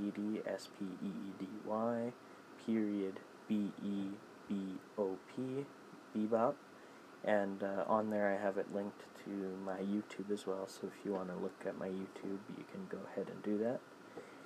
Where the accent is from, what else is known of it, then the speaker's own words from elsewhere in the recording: Canada; also born or lived in Saskatoon, Saskatchewan; I'm Canadian